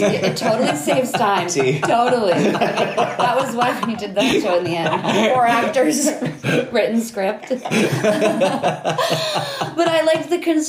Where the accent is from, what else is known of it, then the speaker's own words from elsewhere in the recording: New Hampshire, United States; New Hampshire.